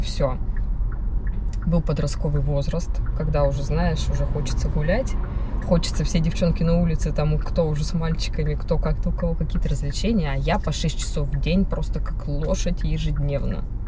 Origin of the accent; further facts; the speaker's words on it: Chelyabinsk, Chelyabinsk Oblast, Russia; moved away as an adult; now in Moscow, Russia; на моей родине, в Челябинске